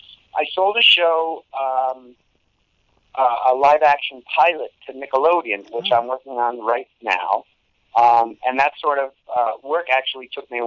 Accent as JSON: {"language": "English", "town": "Las Vegas", "region": "Nevada", "country": "United States", "tie": "born or raised there", "said": "I grew up in Las Vegas."}